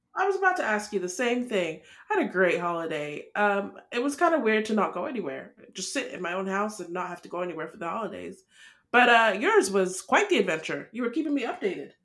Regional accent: Nigeria; we're Nigerian

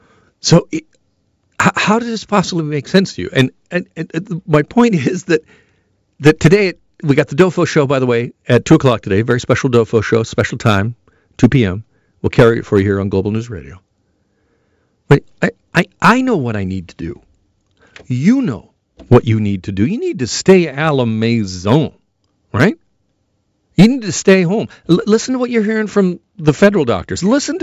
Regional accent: Burlington, Ontario, Canada; Burlington, Ontario, my hometown, a lot of hairy backs there.

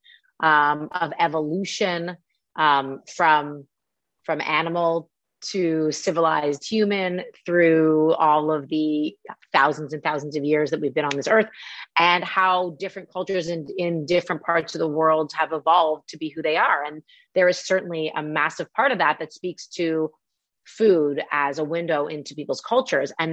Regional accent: Canada; moved away; also born or lived in New York; I'm from Canada and I grew up learning French as well

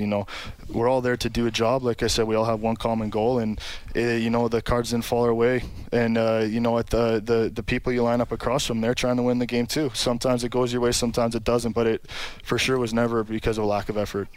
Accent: Sault Ste. Marie, Ontario, Canada; Sault Ste. Marie, Ontario, a little uh, northern town

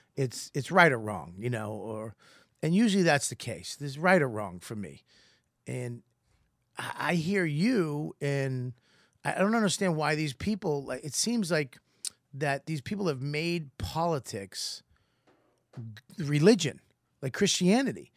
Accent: Boston, Massachusetts, United States; accent: Boston; I'm Irish from Boston

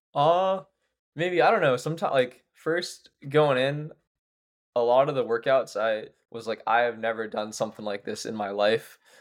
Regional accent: Pittsburgh, Pennsylvania, United States; now in Somerville, United States; I'm from Pittsburgh

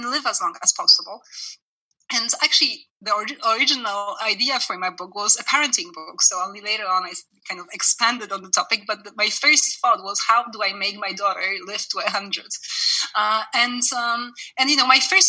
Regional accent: Canada; now in France; I'm Canadian as well. I lived in Canada for many years

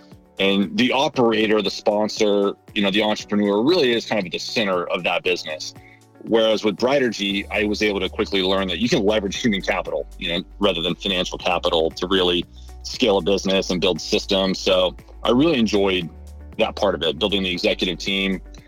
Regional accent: Kansas City, Missouri, United States; also born or lived in San Francisco / Nashville / Chicago; I was born in San Francisco. I moved around quite a bit as a kid, spent some time in Nashville, Chicago, ultimately spent most of my time in Kansas City. So that's really where I consider myself from.

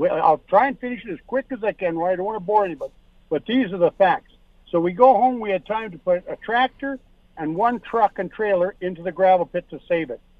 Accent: Saskatchewan, Canada; moved away as an adult; We came here from Saskatchewan 31 years ago.

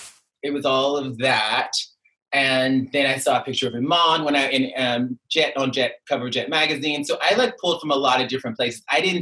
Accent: Mobile, Alabama, United States; I was born in Mobile, Alabama, single mom, you know, poverty, all the stuff.

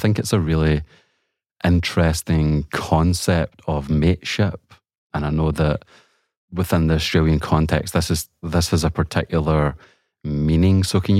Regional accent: Glasgow, Scotland, United Kingdom; moved away; The former Manchester United manager, Alex Ferguson, who's from my hometown

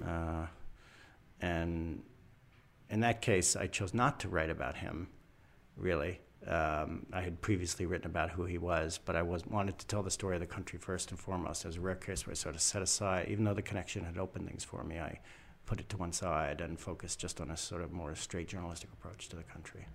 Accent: United States; white American male born in the second half of the twentieth century.

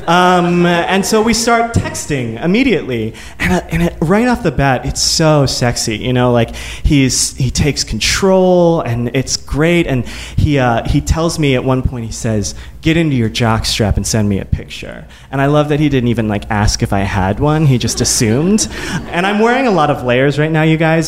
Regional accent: Midwest, United States; growing up in the Midwest, in a very evangelical Christian home.

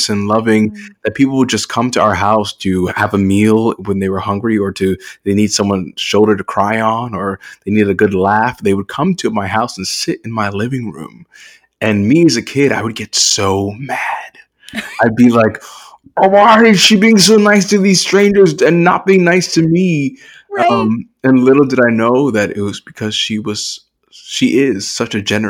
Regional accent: New York City, New York, United States; I'm a first generation American. And so growing up, it was a very strict household. I'm from Brownsville, Brooklyn

